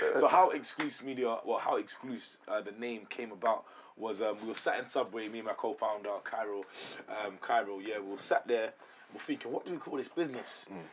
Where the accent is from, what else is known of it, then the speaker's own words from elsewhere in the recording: London, United Kingdom; I'm actually from the suburban um, areas in London.